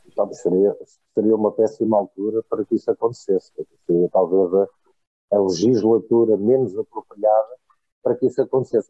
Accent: Portugal; como português

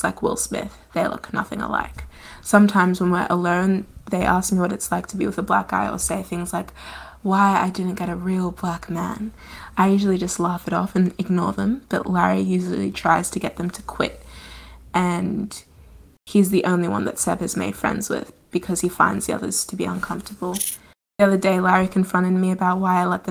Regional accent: Australia; I was born and have grown up in Australia.

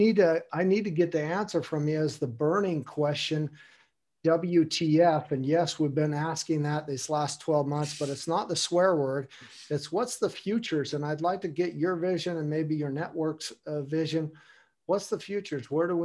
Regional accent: United States; now in Germany; I'm from America, but I live in Germany. My family is German and Austria on my mother's mm-hmm. side, and have a lot from Spain, Italy, and relatives and that.

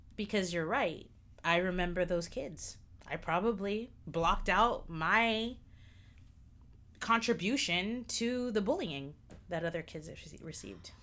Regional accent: United States; I'm American

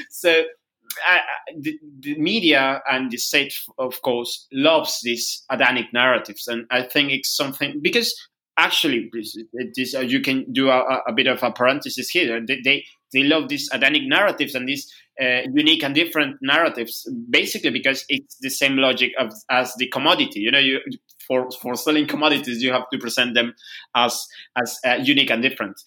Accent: northern Peru, Peru; English is a second language; now in Lima, Peru; I am in, in my hometown, hometown in, in the north of Peru

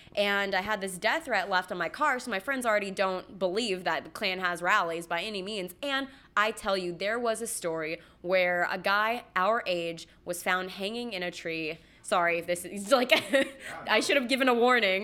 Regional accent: Los Angeles, California, United States; moved away as an adult; also born or lived in Central Georgia; I'm from Los Angeles, and I moved to Central Georgia

